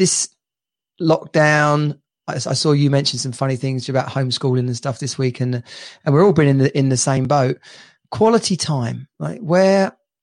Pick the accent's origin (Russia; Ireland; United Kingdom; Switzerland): United Kingdom; England